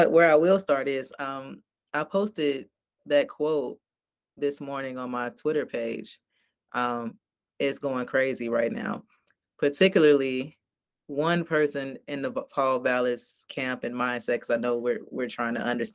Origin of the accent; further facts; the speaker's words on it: Chicago, Illinois, United States; growing up in North Lawndale on the West Side, I have always known that I'm Black.